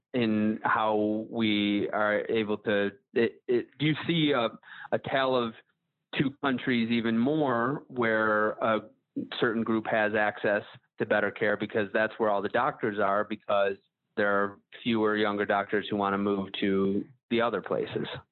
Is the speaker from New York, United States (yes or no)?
yes; Buffalo, New York, United States; I'm from Buffalo, New York.